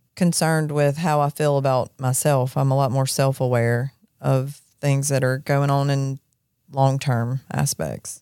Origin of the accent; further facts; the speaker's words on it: Jackson, Mississippi, United States; I grew up in Jackson. I grew up on the Pearl River